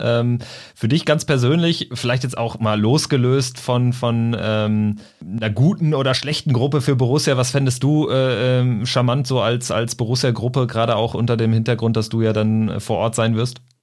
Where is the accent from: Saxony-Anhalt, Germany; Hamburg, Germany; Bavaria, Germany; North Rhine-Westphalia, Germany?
North Rhine-Westphalia, Germany; Lippstadt; ich komme so aus der Region Lippstadt 08